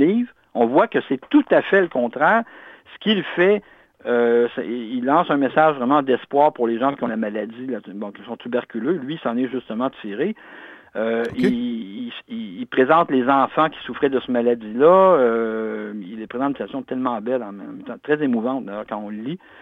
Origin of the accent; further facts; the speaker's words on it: Canada; nous sommes des Canadiens-Français